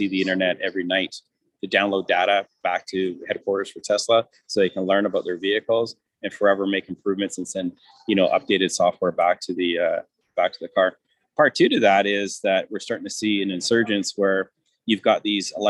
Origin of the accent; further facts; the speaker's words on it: Canada; we're from Canada